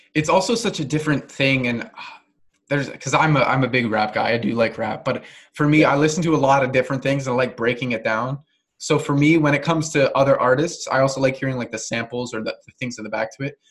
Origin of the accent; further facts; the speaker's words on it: Canada; I'm not American, but and I'm fully Canadian